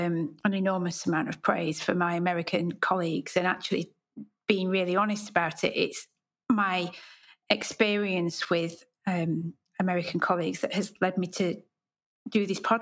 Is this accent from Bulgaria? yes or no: no; United Kingdom; So as a British designer, I have many times explored platforms that are designed for international markets.